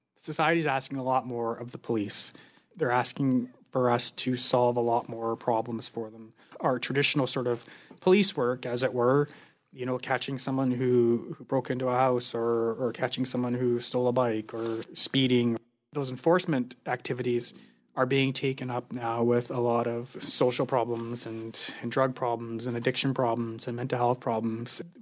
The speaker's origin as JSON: {"language": "English", "town": "Squamish", "region": "British Columbia", "country": "Canada", "tie": "born or raised there", "also_born_or_lived": "Burnaby", "said": "I grew up in Squamish. Went to elementary school and high school in Squamish"}